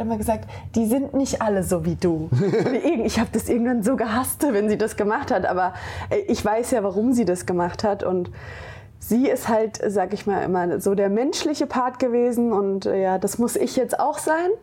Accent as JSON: {"language": "German", "region": "Hesse", "country": "Germany", "tie": "born or raised there", "also_born_or_lived": "Frankfurt"}